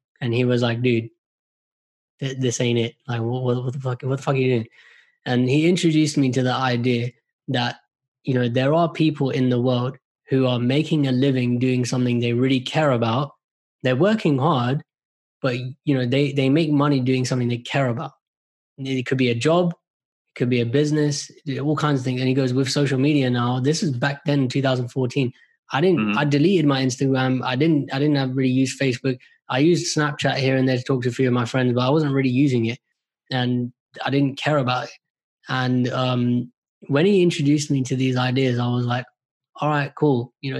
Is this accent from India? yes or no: yes; India; So I'm Indian, right? Our people are like, education is God.